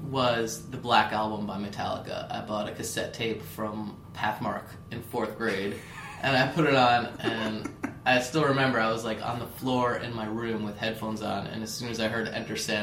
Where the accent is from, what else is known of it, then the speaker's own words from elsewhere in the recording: New Jersey, United States; I was from New Jersey